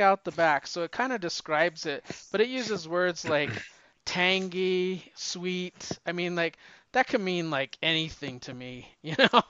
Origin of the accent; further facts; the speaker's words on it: the West, United States; I'm from the West